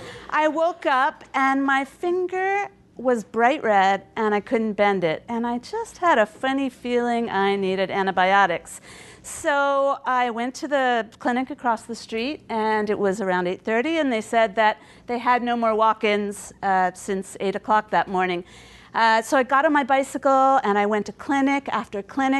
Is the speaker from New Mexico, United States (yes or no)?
no; Baltimore, Maryland, United States; first language English; now in Montreal, Canada; I'm from Baltimore, Maryland